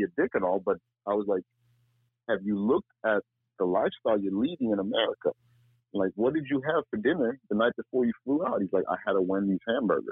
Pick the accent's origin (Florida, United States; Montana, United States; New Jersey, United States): Florida, United States; Miami; moved away; also born or lived in Fort Lauderdale; I was born and raised in Miami. I've got that hustle mentality.